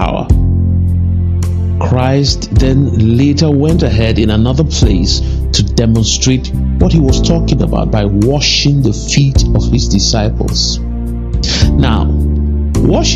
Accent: Nigeria; as a Nigerian

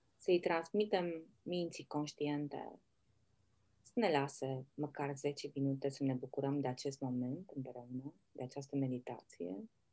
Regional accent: Oradea, Bihor County, Romania; acea mândrie că suntem orădeni

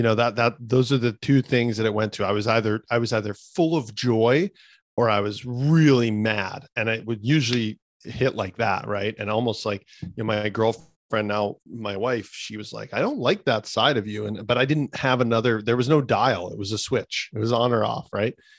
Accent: Canada; I'm a kid from Canada

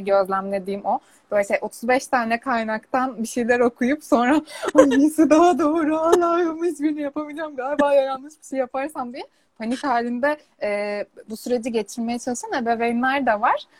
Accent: Istanbul, Turkey; Ben İstanbul'da doğdum, İstanbul'da büyüdüm.

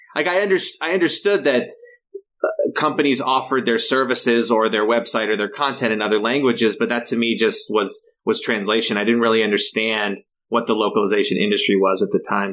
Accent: Los Angeles County, Southern California, United States; also born or lived in Humboldt County, California; now in San Francisco, United States; I grew up in Southern California in, in Los Angeles County.

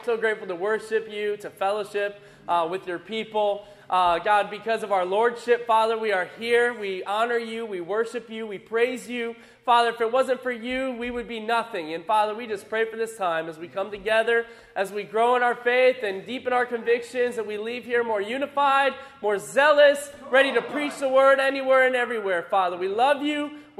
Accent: Syracuse, New York, United States; now in Seattle, United States; I grew up in Syracuse, New York.

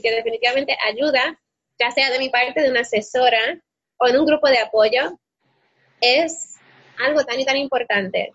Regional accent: Puerto Rico; moved away as an adult; also born or lived in Spain; decidimos regresar a Puerto Rico

